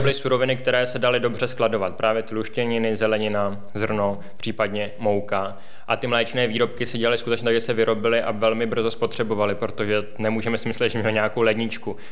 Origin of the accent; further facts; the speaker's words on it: Plzeň, Plzeň Region, Czechia; jsem rodilý Plzeňan